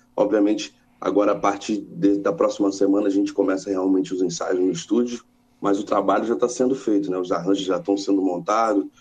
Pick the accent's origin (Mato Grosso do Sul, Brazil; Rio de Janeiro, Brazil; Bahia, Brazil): Rio de Janeiro, Brazil; also born or lived in São Paulo; Eu, eu, eu fui crescer, eu cresci no Rio de Janeiro, mas eu nasci em São Paulo